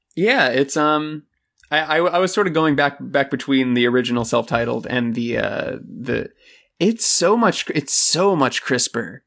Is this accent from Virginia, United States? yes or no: no; Florida, United States; moved away; I'm born and raised in Florida.